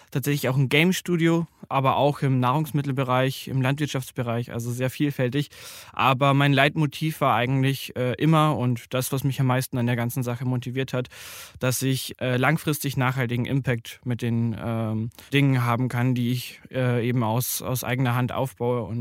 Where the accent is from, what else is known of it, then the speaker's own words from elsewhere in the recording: Bavaria, Germany; ich komme äh, ursprünglich aus Bayern